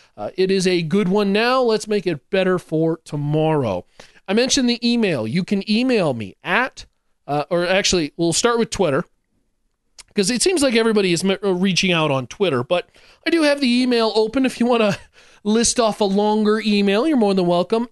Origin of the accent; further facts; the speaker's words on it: Denver, Colorado, United States; I, I was born and raised in Denver, grew up in this town